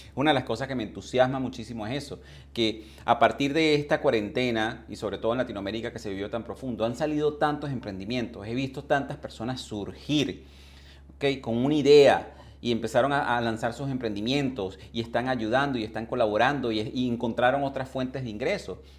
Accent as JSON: {"language": "Spanish", "country": "Venezuela", "also_born_or_lived": "England", "moved": "as an adult", "said": "yo emigré de, de, de Venezuela hace más de 20 años hacia Inglaterra"}